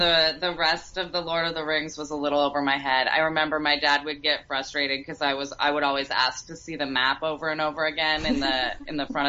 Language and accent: English; Portland, Oregon, United States; now in New York, United States; I grew up in Portland, Oregon